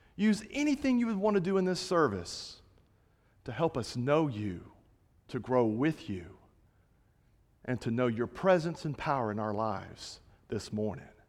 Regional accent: Fort Walton Beach, Florida, United States; moved away as an adult; also born or lived in Kentucky; now in Montgomery, United States; I'm from Florida

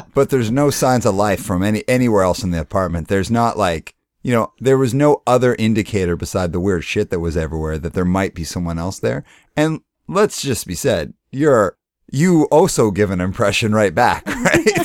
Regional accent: Canada; also born or lived in Calgary; I'm Canadian

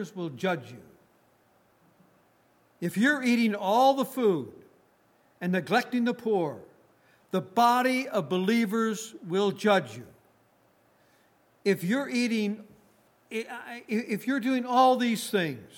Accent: northern Minnesota, United States; I come from Minnesota, born and raised in Minnesota, in northern Minnesota.

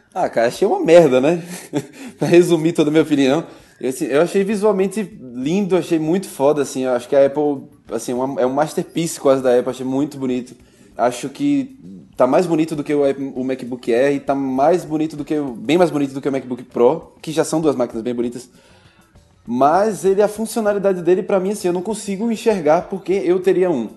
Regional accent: Aracaju, Sergipe, Brazil; now in São Paulo, Brazil; a gente sai de Aracaju, eu também sou de Aracaju

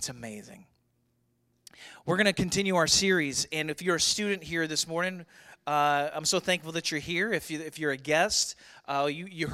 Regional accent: St. Louis, Missouri, United States; growing up in St. Louis in the 80s

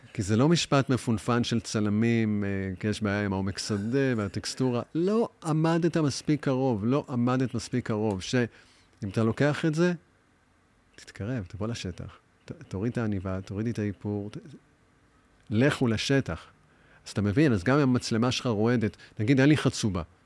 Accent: Tel Aviv, Tel Aviv District, Israel; also born or lived in New York, United States; אני בא משכונה, קוראים לה תוכנית למד בתל אביב. אני בבית ספר היסודי משחק כדורגל

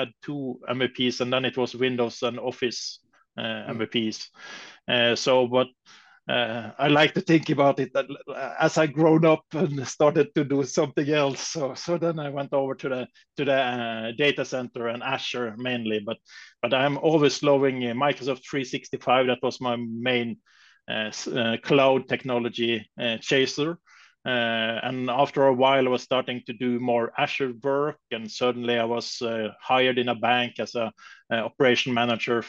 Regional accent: Bergen, Vestland, Norway; my hometown, Bergen in Norway

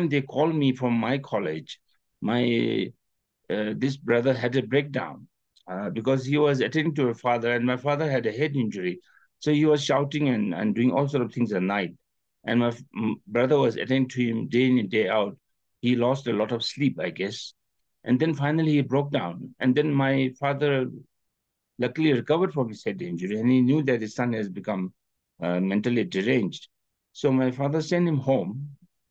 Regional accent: Paro, Bhutan; I was in Paro at that time, in my hometown

